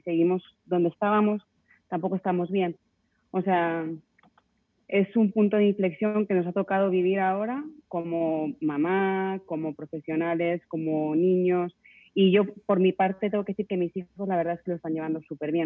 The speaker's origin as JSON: {"language": "Spanish", "country": "Spain", "moved": "yes", "lives_now": "Mexico", "said": "Yo, yo soy de España, mi familia está allí"}